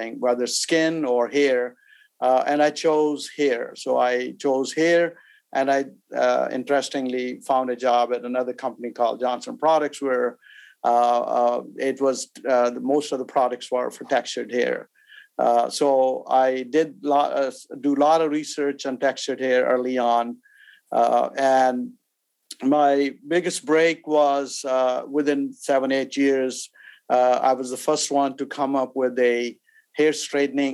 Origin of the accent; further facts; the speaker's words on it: Pakistan; moved away; also born or lived in India; I was born in India way back, and then we migrated as I was a refugee from India to Pakistan